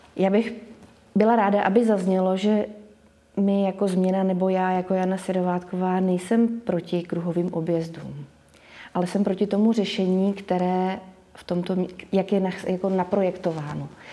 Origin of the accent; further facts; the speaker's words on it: Boskovice, South Moravian Region, Czechia; also born or lived in Prague; Boskovice jsem vnímala vždycky jako město, kde máme všechno. A když jsem se vrátila z Prahy, kdy jsem žila